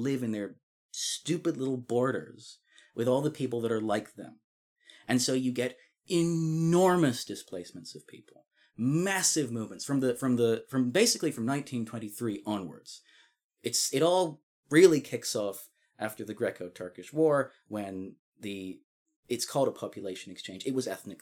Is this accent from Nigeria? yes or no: no; Scotland, United Kingdom; as a Scottish person